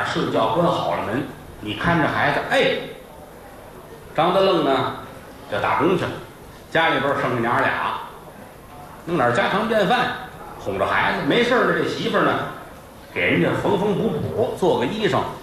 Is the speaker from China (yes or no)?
yes; Tianjin, China; 我小的时候在天津学评书的时候